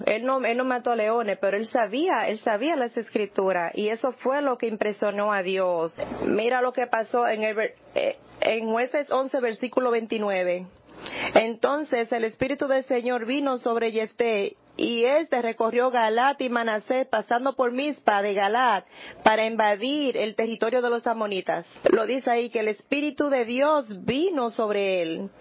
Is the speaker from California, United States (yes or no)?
no; Nebraska, United States; now in New York, United States; Yo crecí en Nebraska